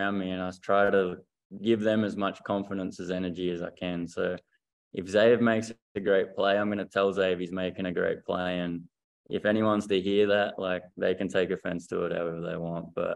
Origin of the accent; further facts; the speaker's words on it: regional Victoria, Australia; We're not from Vic Metro